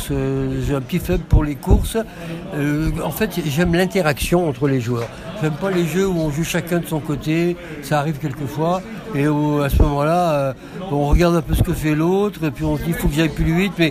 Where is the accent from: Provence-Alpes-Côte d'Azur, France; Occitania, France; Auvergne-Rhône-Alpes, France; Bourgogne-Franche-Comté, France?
Auvergne-Rhône-Alpes, France; Lyon; now in Nîmes, France; je suis à Lyon, je suis né à Lyon, hein.